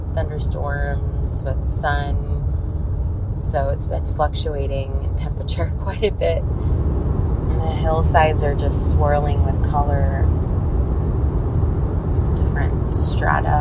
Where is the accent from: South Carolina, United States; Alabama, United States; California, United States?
California, United States; Southern; now in Northern California, United States; I'm originally from SoCal. That's where my family is.